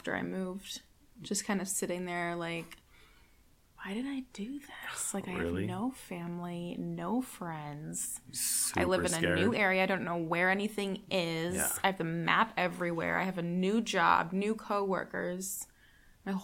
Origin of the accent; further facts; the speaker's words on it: Santa Cruz, California, United States; moved away; I am from Santa Cruz, originally